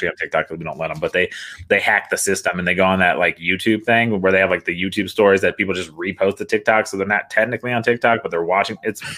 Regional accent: East Coast, United States; because I grew up on the East Coast, mostly being a military brat.

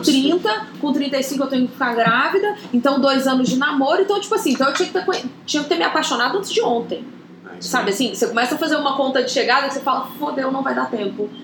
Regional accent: Goiânia, Goiás, Brazil; moved away as an adult; eu saí de Goiânia para vir fazer faculdade

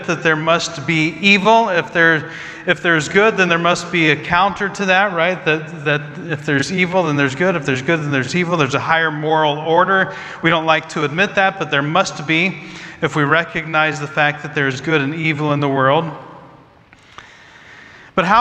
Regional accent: Midwest, United States; I grew up in the Midwest

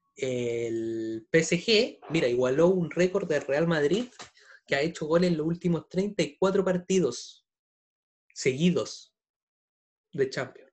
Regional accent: Chile; como buen chileno

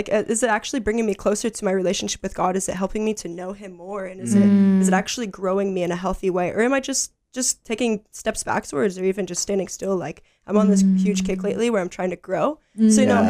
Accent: United States; moved away as an adult; now in Gold Coast, Australia; I'm from the United States of America.

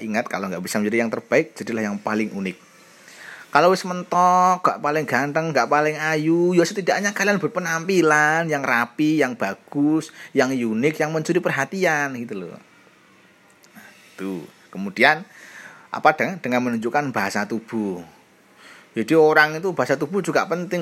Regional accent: Java, Indonesia; sebagai orang Jawa

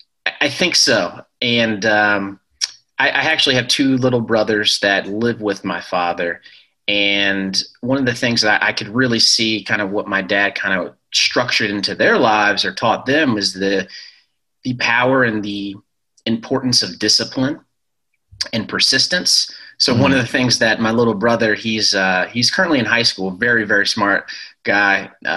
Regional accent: Ellicott City, Maryland, United States; also born or lived in Shreveport, United States / Colorado Springs, United States / Virginia, United States; I was born in Louisiana, Shreveport, and then moved to Colorado Springs where my dad taught at the Air Force Academy there. And then moved to Virginia. And then I ended up staying most of my elementary school, middle school, and high school in a town called Ellicott City, Maryland

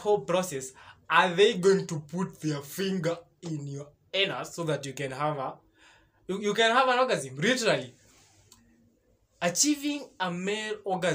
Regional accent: Kenya; I'm a Kenyan. Yes, that is true. I am a full Kenyan

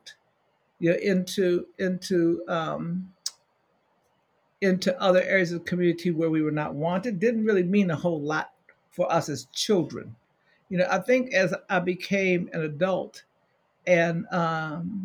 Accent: Cleveland, Ohio, United States; moved away; I was born in Cleveland. My family lived in Cleveland for the first part of my life.

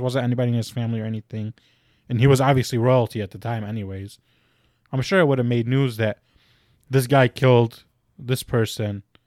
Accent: Chicago, Illinois, United States; we are all from Chicago

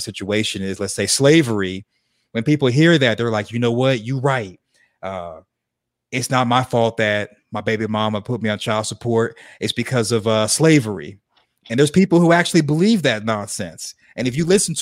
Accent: Arkansas, United States; where I grew up in Arkansas, we were real religious

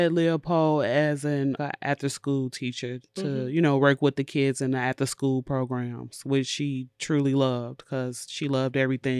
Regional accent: Chicago, Illinois, United States; now in Madison, United States; She came to live with me here in Madison because we're originally from Chicago.

